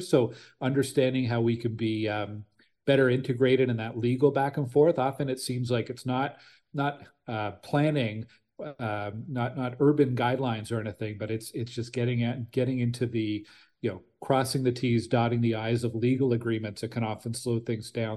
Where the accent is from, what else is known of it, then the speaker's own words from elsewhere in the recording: Ottawa, Ontario, Canada; also born or lived in Stittsville; I'm from Ottawa originally. I grew up in Nepean